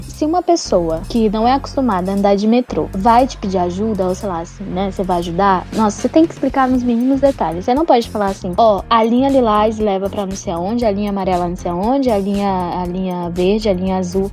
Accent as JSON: {"language": "Portuguese", "town": "Manaus", "region": "Amazonas", "country": "Brazil", "also_born_or_lived": "São Paulo", "accent": "Manauara", "moved": "as an adult", "said": "sou de Manaus"}